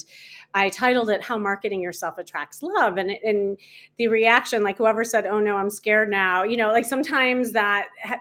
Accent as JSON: {"language": "English", "town": "Chicago", "region": "Illinois", "country": "United States", "moved": "as an adult", "lives_now": "Los Angeles, United States", "said": "I'm from Chicago."}